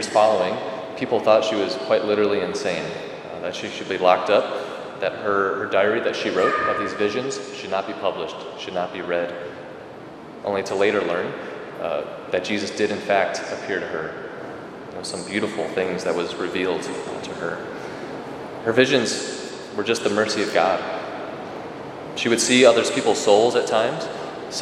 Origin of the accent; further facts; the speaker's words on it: Rockford, Illinois, United States; Growing up in Rockford